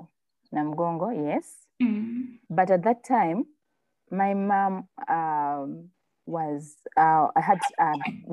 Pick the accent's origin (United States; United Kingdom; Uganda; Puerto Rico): Uganda; Masaka; I come from Masaka